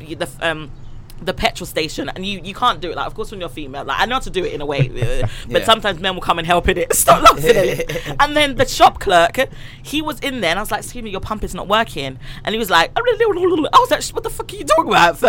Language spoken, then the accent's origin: English; Jamaica; I love my Jamaican people. I'm Jamaican